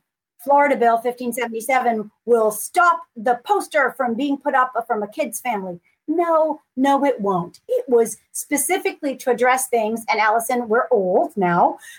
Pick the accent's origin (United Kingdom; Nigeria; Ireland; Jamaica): Jamaica; now in United States; I'm an immigrant from Jamaica